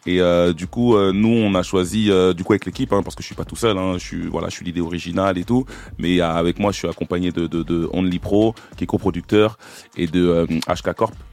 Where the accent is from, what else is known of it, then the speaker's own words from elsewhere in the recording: Évry-Courcouronnes, Île-de-France, France; je viens du quatre-vingt-onze, je viens d'Éric Courcouronne